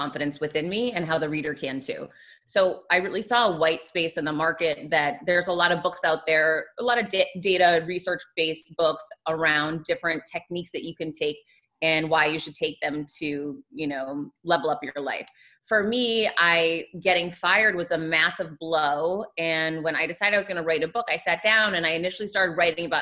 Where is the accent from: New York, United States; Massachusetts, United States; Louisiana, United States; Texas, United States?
Massachusetts, United States; Worcester; moved away as an adult; also born or lived in Michigan / Florida; now in Miami, United States; I grew up in Worcester, Massachusetts